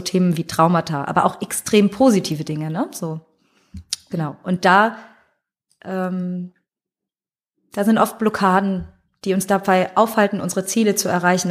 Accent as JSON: {"language": "German", "town": "Frankfurt", "region": "Hesse", "country": "Germany", "said": "ich komme ja aus Frankfurt"}